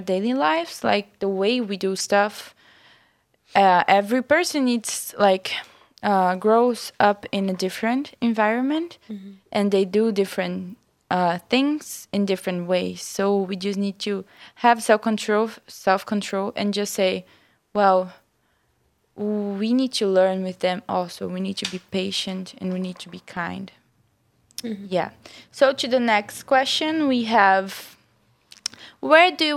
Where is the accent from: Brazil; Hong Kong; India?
Brazil; moved away; I'm from Brazil.